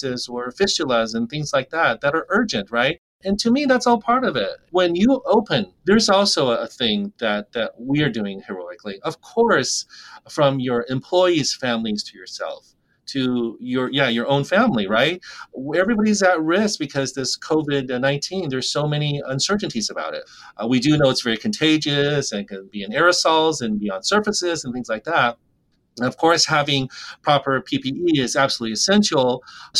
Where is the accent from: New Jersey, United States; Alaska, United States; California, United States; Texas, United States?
Alaska, United States; rural; I was 24 when I was able to practice and start my own dentistry clinic in my hometown